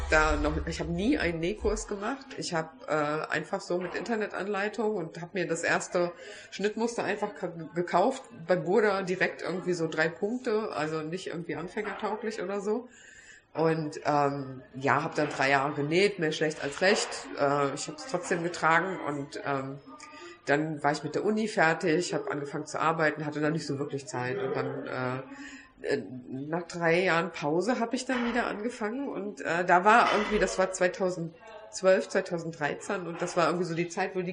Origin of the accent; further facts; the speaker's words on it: Hesse, Germany; also born or lived in Wiesbaden; Hessens wunderschöne Landeshauptstadt. Ähm, bin da geboren und im Rheingau aufgewachsen, also so zwischen den Weinbergen.